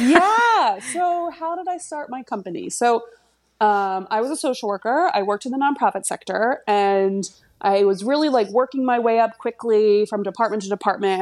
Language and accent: English; Delaware County, Pennsylvania, United States; now in France; I'm from Delaware County, Pennsylvania